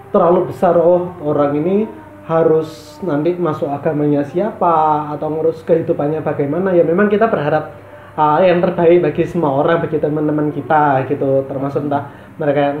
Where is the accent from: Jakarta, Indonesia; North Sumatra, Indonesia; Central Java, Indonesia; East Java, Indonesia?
East Java, Indonesia; Surabaya; Saya saya diam sebagai orang Surabaya.